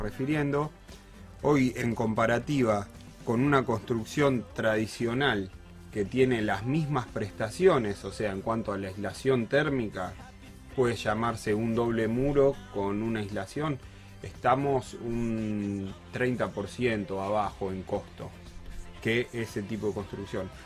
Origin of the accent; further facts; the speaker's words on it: Casilda, Santa Fe, Argentina; Casilda, que es de donde yo soy